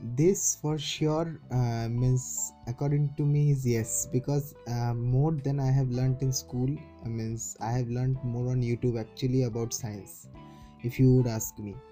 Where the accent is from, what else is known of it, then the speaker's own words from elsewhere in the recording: Siliguri, West Bengal, India; moved away as an adult; now in Kolkata, India; my hometown is Siliguri on the foothills of Darjeeling.